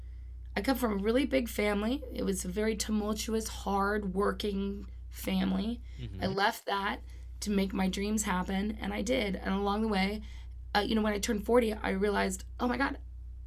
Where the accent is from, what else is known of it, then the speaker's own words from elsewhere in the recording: Los Angeles, California, United States; also born or lived in Orange County; That's right. But I feel fortunate being here. I'm an LA kid.